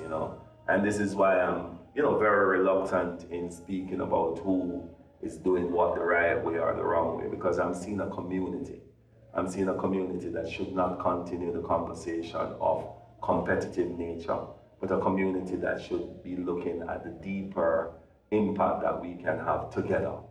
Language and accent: English; Jamaica; us being Jamaican